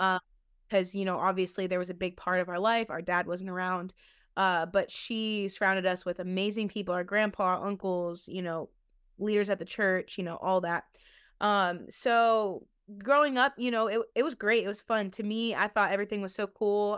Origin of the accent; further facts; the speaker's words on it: Ohio, United States; when we were growing up in Ohio